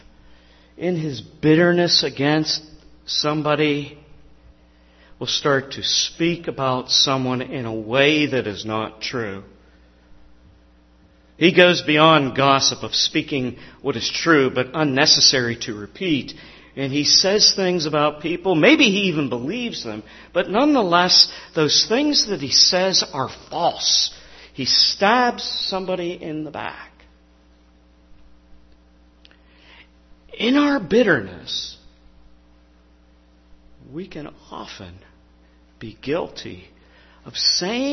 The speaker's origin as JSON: {"language": "English", "town": "Pittsburgh", "region": "Pennsylvania", "country": "United States", "tie": "born or raised there", "said": "I grew up in the Pittsburgh area, a little corner of southeast Pittsburgh, Lincoln Place."}